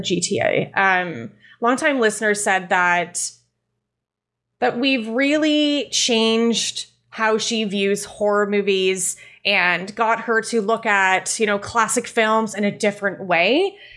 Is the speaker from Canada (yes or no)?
yes; Canada; I am Canadian, my French is terrible